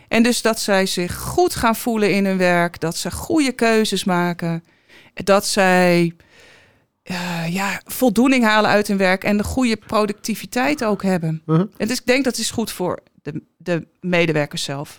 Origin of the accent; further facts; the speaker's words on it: Den Helder, North Holland, Netherlands; moved away as an adult; also born or lived in Almelo / Enschede / Alkmaar; twaalf jaar gewoond, daar opgegroeid.